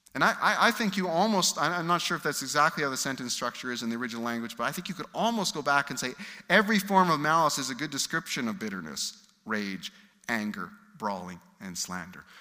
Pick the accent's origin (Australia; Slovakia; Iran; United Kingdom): United Kingdom; I'm British